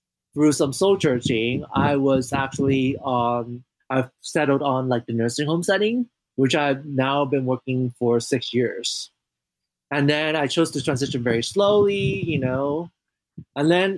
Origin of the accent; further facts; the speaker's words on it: Hong Kong; now in United States; I grew up in Hong Kong